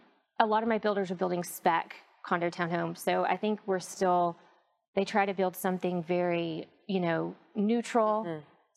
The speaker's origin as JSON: {"language": "English", "region": "England", "country": "United Kingdom", "tie": "born or raised there", "moved": "yes", "lives_now": "United States", "said": "I grew up in England, so I've kind of got a unique background in terms of my dad was in the oil industry, so we moved from England to the U.S."}